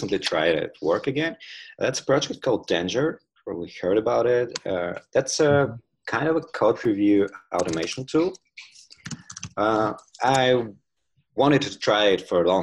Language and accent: English; Tula, Tula Oblast, Russia; Tula is my hometown in Russia